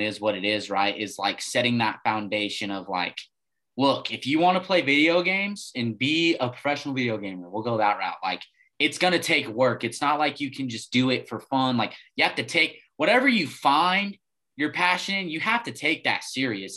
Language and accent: English; Farmington, New Mexico, United States; growing up in Farmington